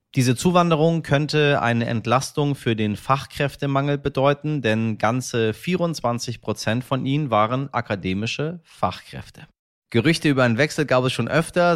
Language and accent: German; Germany; bei uns in Deutschland